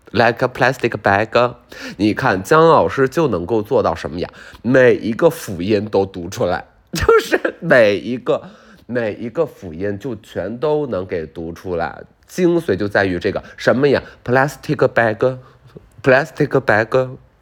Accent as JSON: {"language": "Chinese", "region": "Beijing", "country": "China", "said": "北京人，我们北京人"}